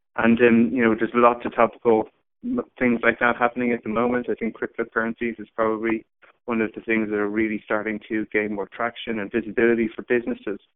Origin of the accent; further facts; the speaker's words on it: Ireland; moved away as an adult; also born or lived in San Francisco; I grew up in Ireland.